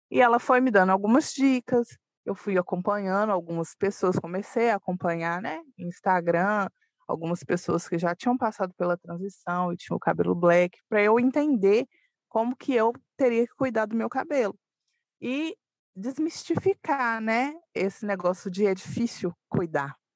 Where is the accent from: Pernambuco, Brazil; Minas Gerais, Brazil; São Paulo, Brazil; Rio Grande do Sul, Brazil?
Minas Gerais, Brazil; Belo Horizonte; sou de Belo Horizonte, moro em um bairro, uma, um, um dos bairros mais antigos, né, de Belo Horizonte, que chama Concórdia.